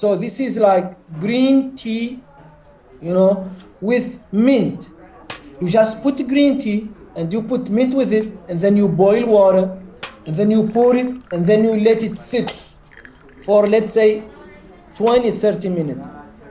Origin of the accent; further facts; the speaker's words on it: Mauritania; I was born in Mauritania, 1970. I don't know my exact birthday.